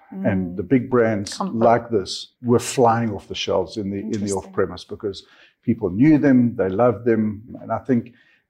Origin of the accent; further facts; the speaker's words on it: Zambia; born there; also born or lived in Namibia / South Africa; I was born in Zambia, Didn't spend a lot of time in Zambia, and then moved down to Namibia, lived in Windhoek for a while, and then landed up in South Africa, in Johannesburg